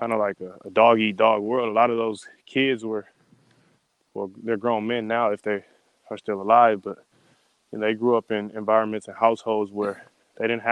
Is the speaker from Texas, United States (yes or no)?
no; Bay Area, California, United States; also born or lived in Castro Valley; growing up in the Bay Area, so I started playing basketball in third